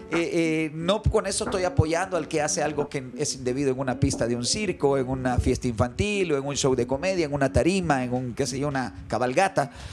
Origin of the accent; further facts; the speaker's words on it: El Salvador; soy salvadoreño